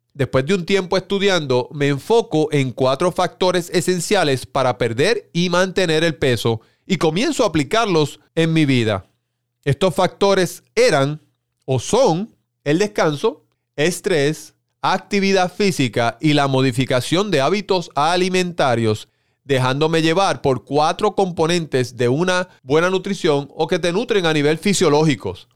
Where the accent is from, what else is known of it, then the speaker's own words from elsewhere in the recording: Puerto Rico; en mi país, Puerto Rico